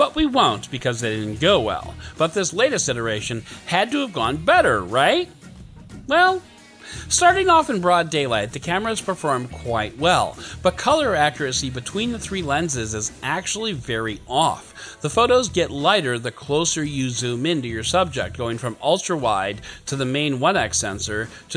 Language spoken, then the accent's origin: English; United States; I'm also an American